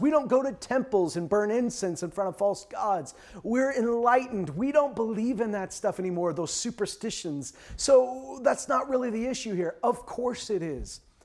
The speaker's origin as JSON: {"language": "English", "country": "Canada", "tie": "born or raised there", "said": "a lot of us grew up, uh, in Canada watching Canadian T V"}